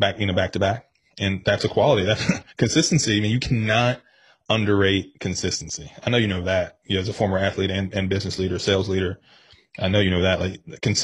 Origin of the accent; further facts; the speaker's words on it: Cincinnati, Ohio, United States; also born or lived in Virginia; I grew up in Cincinnati. I was born in Cincinnati